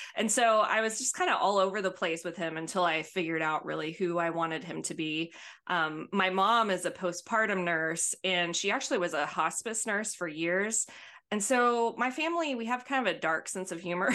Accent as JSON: {"language": "English", "town": "Albertville", "region": "Alabama", "country": "United States", "tie": "born or raised there", "accent": "thick accent", "moved": "yes", "lives_now": "Houston, United States", "said": "when I was young and growing up in Albertville, Alabama"}